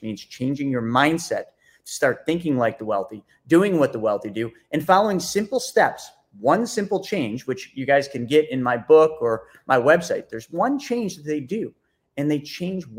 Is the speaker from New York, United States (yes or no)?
yes; Buffalo, New York, United States; I came from Buffalo, New York.